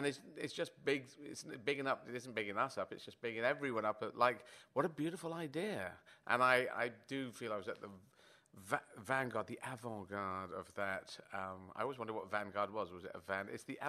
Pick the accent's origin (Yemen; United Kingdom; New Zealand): Yemen; born there; I was born in Yemen